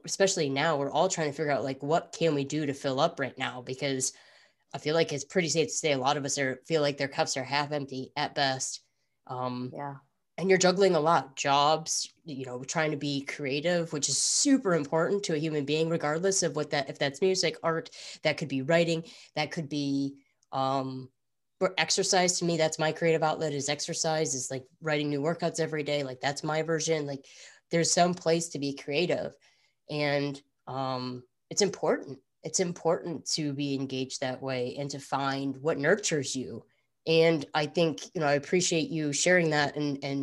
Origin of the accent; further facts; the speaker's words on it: Midwest, United States; I grew up in the Midwest